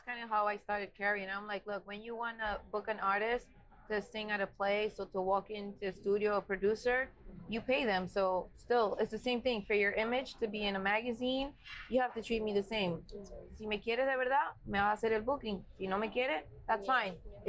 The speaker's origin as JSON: {"language": "English", "town": "Highbridge", "region": "New York", "country": "United States", "said": "you want to think, but I'm not gonna say I'm from somewhere else. No, I'm from Highbridge."}